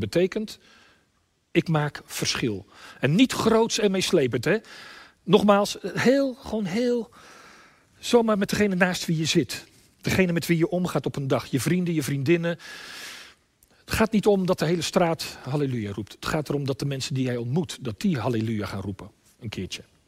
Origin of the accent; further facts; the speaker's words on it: Limburg, Netherlands; bij ons in Limburg